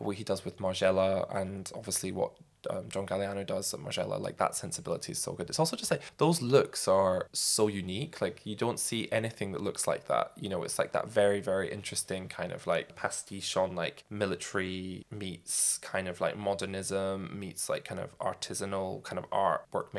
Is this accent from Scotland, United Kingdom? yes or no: yes; Scotland, United Kingdom; both of our dads being in the military, being Scottish